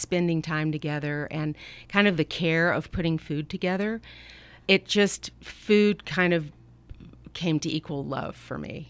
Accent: Atlanta, Georgia, United States; now in Napa Valley, United States; I grew up in Atlanta, Georgia

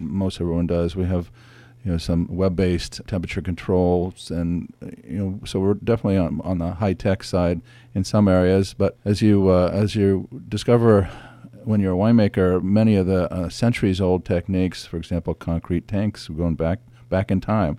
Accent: San Francisco Bay, California, United States; I grew up sailing on San Francisco Bay

